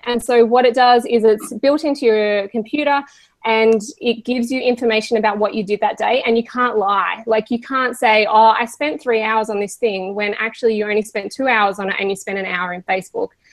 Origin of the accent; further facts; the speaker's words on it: Australia; we are Australian